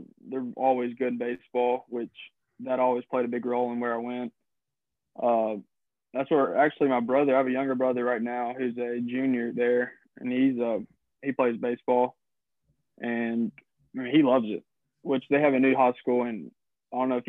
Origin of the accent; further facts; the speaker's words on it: Collierville, near Memphis, Tennessee, United States; I grew up in Kyrville, right outside of Memphis, probably 15 minutes. And I started out going to Kyrville public school systems, and then ended up going to Briarcrest my first 2 years.